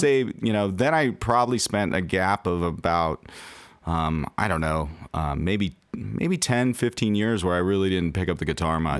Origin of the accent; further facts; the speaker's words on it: Los Angeles, California, United States; now in Seattle, United States; I'm originally from Los Angeles